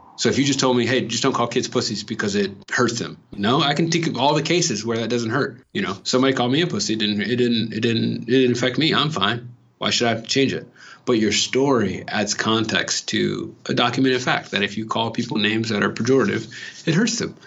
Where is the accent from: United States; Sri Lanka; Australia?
United States; California; moved away; I'm coming from California